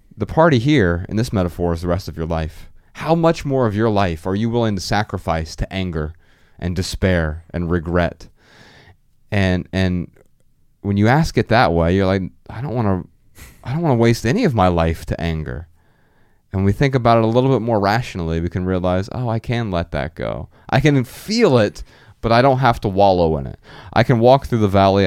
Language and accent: English; Dayton, Ohio, United States; I'm from Dayton, Ohio